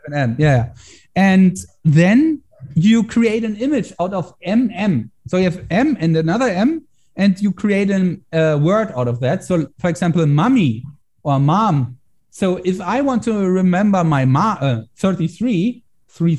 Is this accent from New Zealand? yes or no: no; Germany; I try to get more into political stuff here in Germany